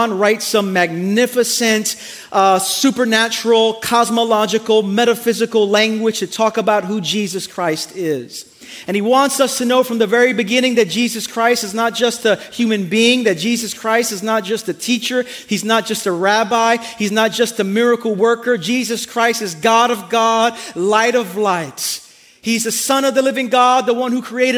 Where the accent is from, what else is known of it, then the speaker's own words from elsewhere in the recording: New York City, New York, United States; moved away; I'm from Brooklyn